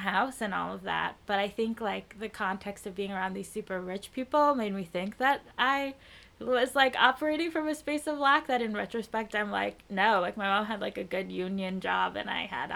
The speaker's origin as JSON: {"language": "English", "town": "New York City", "region": "New York", "country": "United States", "tie": "born or raised there", "said": "I'm from Brooklyn, and I like my hometown"}